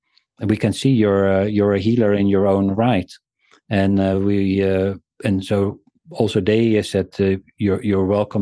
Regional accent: South Africa; born there; Well, I was born in South Africa.

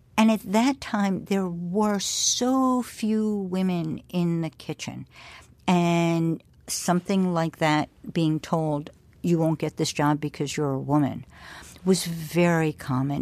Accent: New York, United States; as a New Yorker

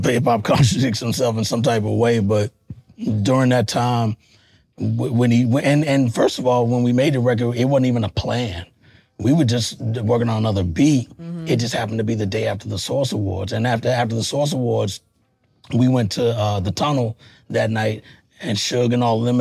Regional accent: Texas, United States; now in New York, United States; I'm from Texas originally

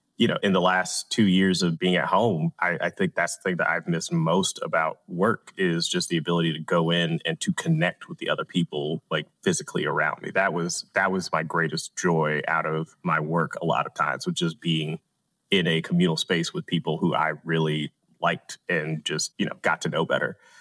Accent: Atlanta, Georgia, United States; I'm from Atlanta. I'm A T L, born, bred, and raised

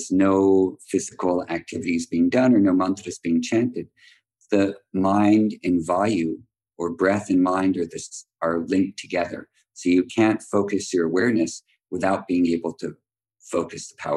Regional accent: United States; also born or lived in Mysore, India; we grew up in America

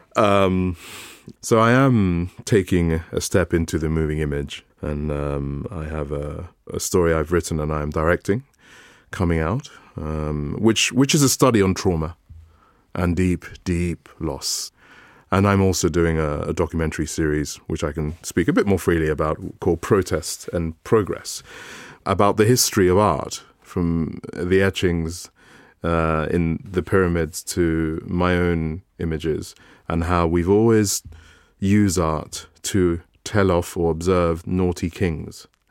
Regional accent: Calabar, Cross River, Nigeria; I was born in Calabar

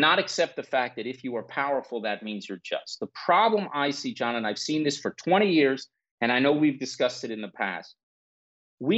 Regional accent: United States; I was born and raised in the United States

